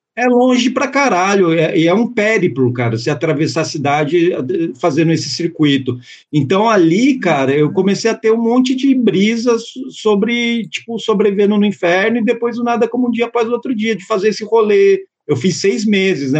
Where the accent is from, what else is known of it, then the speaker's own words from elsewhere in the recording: Santo André, São Paulo, Brazil; moved away; eu fui criado entre Santo André e o Parque São Rafael